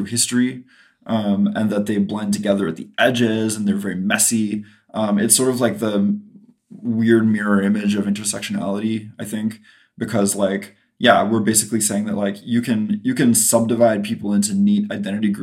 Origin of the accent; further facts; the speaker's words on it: Canada; there's two L's in cancelled because we're Canadian